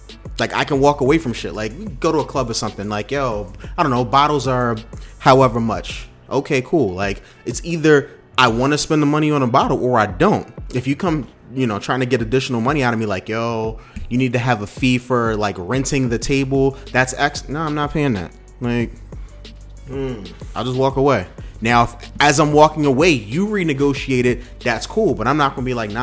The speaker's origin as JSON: {"language": "English", "country": "United States", "said": "as an American or as a African American"}